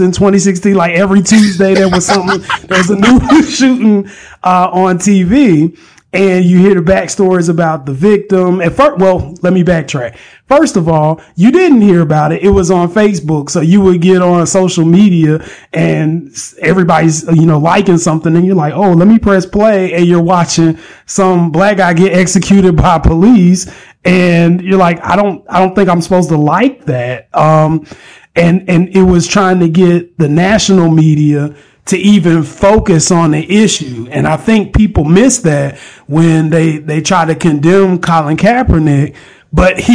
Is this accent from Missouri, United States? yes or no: no; North Carolina, United States; I'm from North Carolina